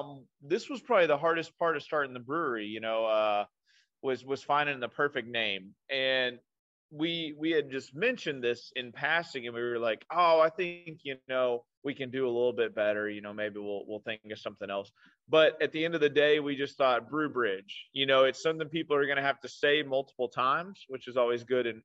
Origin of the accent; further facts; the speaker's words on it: Owensboro, Kentucky, United States; Yes, I am from Owensboro.